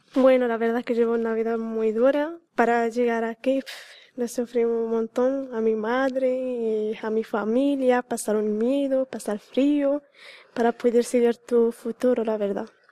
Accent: Morocco; now in Algeciras, Spain; soy de Marruecos.

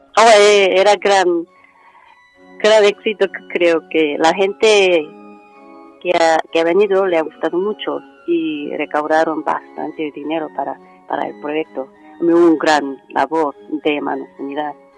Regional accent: South Korea; Spanish is a second language; moved away as an adult; also born or lived in United States; now in Spain; Soy coreana y católica

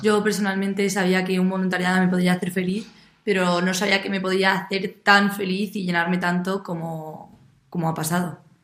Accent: Madrid, Community of Madrid, Spain; también soy de Madrid

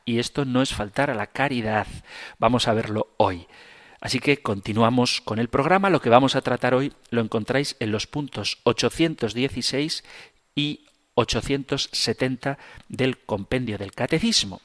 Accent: Zumárraga, Basque Country, Spain; en mi pueblo, en Zumárraga

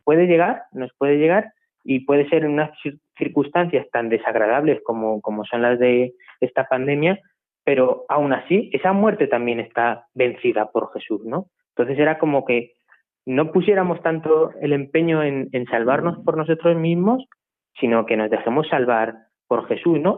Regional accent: La Puebla de Almoradiel, Castilla-La Mancha, Spain; also born or lived in Madridejos; soy de la Puebla de Moradiel, un pueblo también de aquí de La Mancha de, Toledo, de la provincia de Toledo

